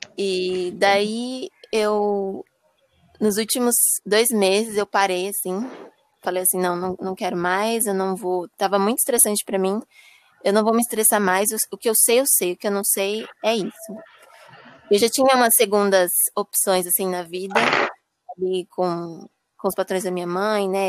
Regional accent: Guarujá, São Paulo, Brazil; eu sou do Guarujá

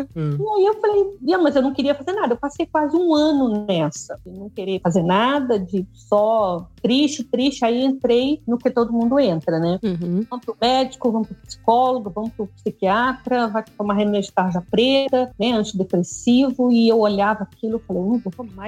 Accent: Resende, Rio de Janeiro, Brazil; moro aqui em Resende, nascido e criado em Resende

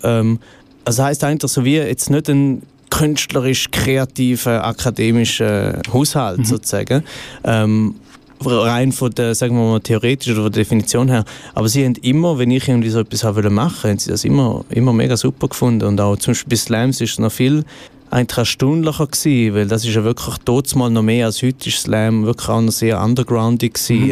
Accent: Goldach, St. Gallen, Switzerland; accent: St. Gallen dialect; also born or lived in Rorschach; Geboren bin ich äh, in Rorschach, glaube ich. Dort war, glaube das äh, Spital. Mhm. Gewesen, äh, und aufgewachsen bin ich in Goldach am Bodensee

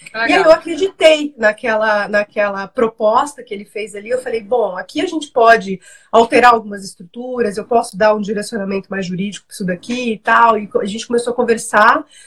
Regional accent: Rondônia, Brazil; now in São Paulo, Brazil; sou de Rondônia

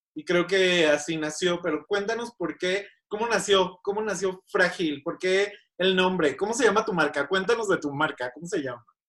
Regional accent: Guadalajara, Jalisco, Mexico; now in Mexico City, Mexico; mi ciudad natal, Guadalajara

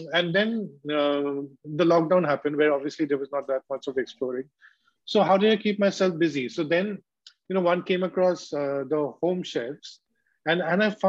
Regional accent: Kolkata, West Bengal, India; I grew up in Calcutta in a leftist environment

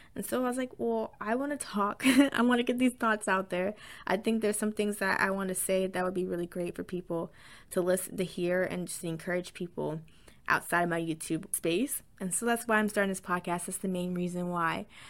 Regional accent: the South, United States; accent: southern twang; I am from the south, so sometimes you might hear some, a little bit of a little southern twang

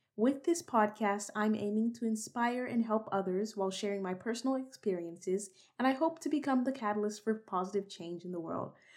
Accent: Texas, United States; I was born and raised in Texas

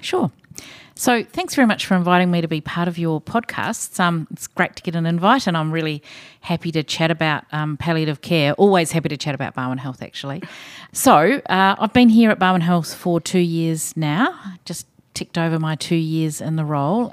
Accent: New Zealand; accent: Kiwi; now in Australia; maybe people can tell from my accent, I'm a Kiwi

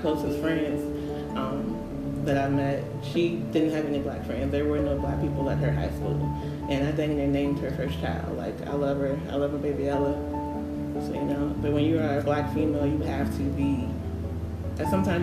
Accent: Virginia Beach, Virginia, United States; moved away as an adult; also born or lived in Suffolk, Virginia; now in Memphis, United States; I am technically from the 757. I grew up in Virginia Beach, and I live in Suffolk, and I currently live in Memphis

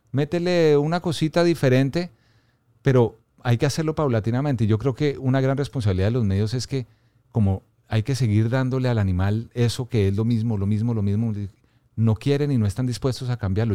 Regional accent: Bogotá, Colombia; yo nací y crecí en Bogotá

